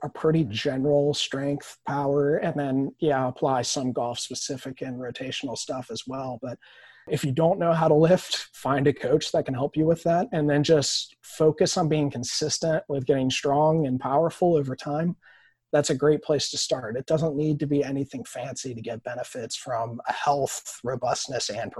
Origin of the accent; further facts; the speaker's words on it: Wisconsin, United States; moved away; I'm from Wisconsin originally